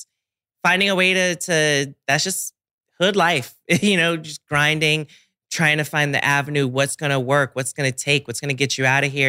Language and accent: English; Washington, District of Columbia, United States; I literally was stuck in DC and I love my hometown to death, but I genuinely couldn't leave for like 2 months